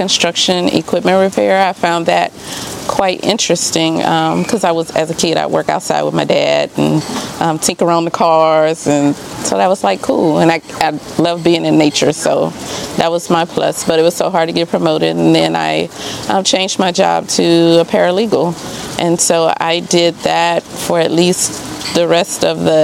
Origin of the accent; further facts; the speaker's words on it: Baton Rouge, Louisiana, United States; moved away as an adult; also born or lived in Texas / Dallas; now in Kempner, United States; I'm originally from Baton Rouge, Louisiana